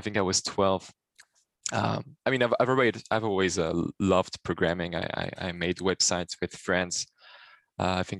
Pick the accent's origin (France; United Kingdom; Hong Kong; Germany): France; Paris, Île-de-France; also born or lived in Brittany / Switzerland; I was born in the south and then moved to Paris with my family, and then grew up a little bit between Brittany and Paris. This is where I spent most of my childhood